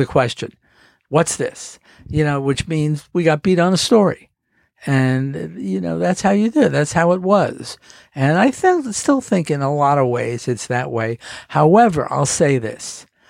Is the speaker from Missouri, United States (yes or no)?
no; Miami, Florida, United States; moved away as an adult; I lived in Miami